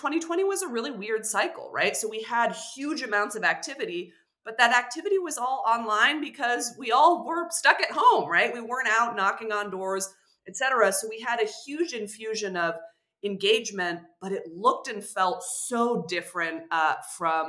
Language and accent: English; California, United States; California 13 is a 90-minute drive from my hometown